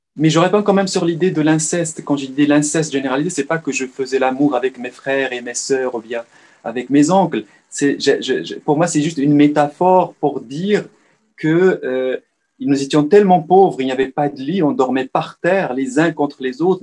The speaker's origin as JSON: {"language": "French", "town": "Salé", "region": "Rabat-Salé-Kénitra", "country": "Morocco", "tie": "born or raised there", "moved": "yes", "said": "je suis né à Rabat en soixante-treize, mais j'ai dé-, passé la, l'essentiel de ma vie marocaine à Salé"}